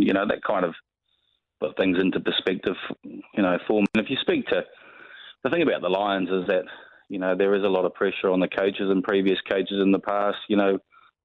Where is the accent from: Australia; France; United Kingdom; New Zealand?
New Zealand; moved away; as a Kiwi coming back to going to New Zealand